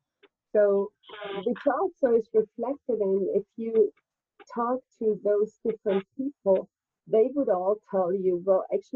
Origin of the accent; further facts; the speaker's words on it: Germany; I'm from Germany